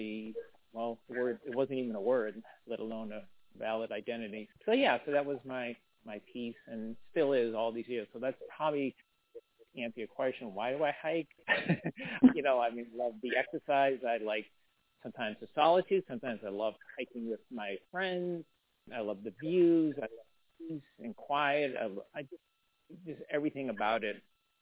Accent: Worcester, Massachusetts, United States; I grew up in Worcester, Massachusetts, so I'm a Flatlander too.

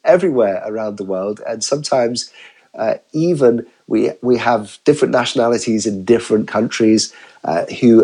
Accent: United Kingdom; I'm a Brit

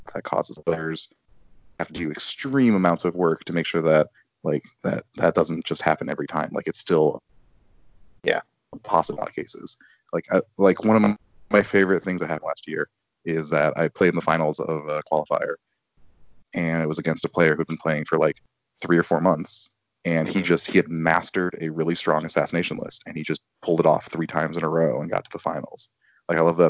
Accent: Chicago, Illinois, United States; moved away; being a Chicagoan who lives elsewhere

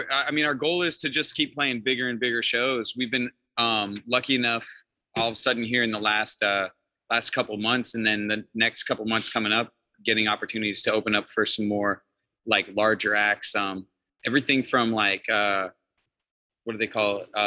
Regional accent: Alaska, United States; I'm from Alaska.

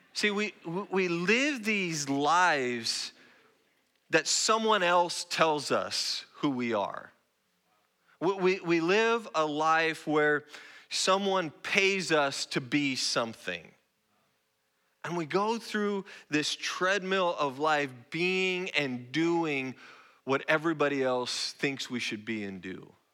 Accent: Roseburg, Oregon, United States; moved away as an adult; also born or lived in Spokane, Washington; now in San Antonio, United States; I'm not Texan. I'm, I'm a native Northwest person. I grew up in Roseburg, Oregon.

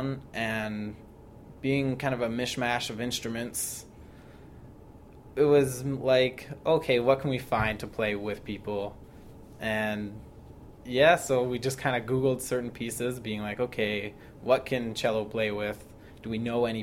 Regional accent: Barrie, Ontario, Canada; moved away; I'm from Barrie, Ontario

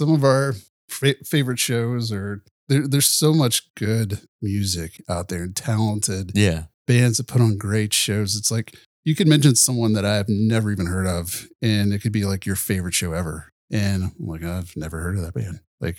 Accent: Nashville, Tennessee, United States; I grew up in Nashville and toured as a musician for a few years before getting off the road

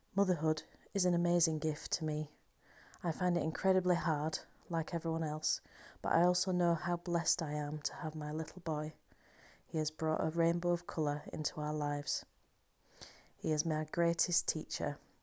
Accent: Halifax, Yorkshire and the Humber, United Kingdom; my hometown of Halifax

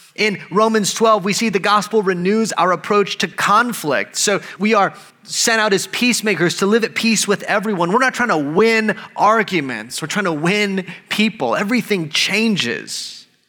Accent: El Paso, Texas, United States; I grew up in El Paso and I love being from El Paso.

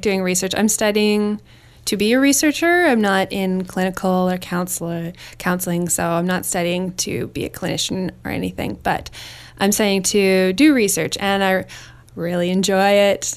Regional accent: Winnipeg, Manitoba, Canada; moved away as an adult; I grew up in Winnipeg, Manitoba

